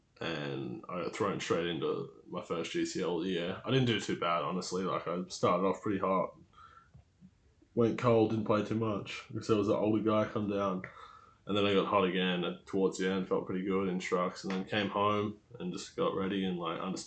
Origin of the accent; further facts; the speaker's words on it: Newcastle, New South Wales, Australia; I'm from Newcastle, Australia